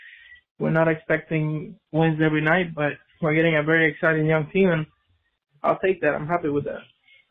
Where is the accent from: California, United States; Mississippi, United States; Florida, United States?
Florida, United States; Altamonte Springs